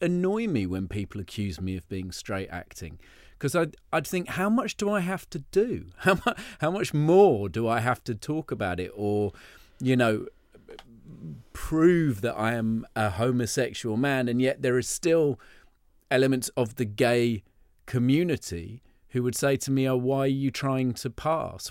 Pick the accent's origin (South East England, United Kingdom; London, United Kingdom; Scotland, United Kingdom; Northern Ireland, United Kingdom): London, United Kingdom; I was brought up in Soho